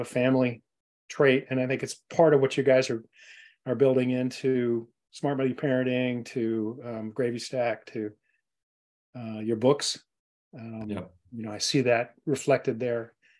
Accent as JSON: {"language": "English", "region": "Scotland", "country": "United Kingdom", "said": "We're all Scots. I'm from Scotland"}